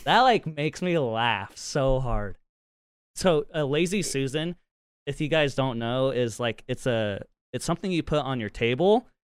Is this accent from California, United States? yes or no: no; Utah, United States; accent: Utah twang; I'm from Utah.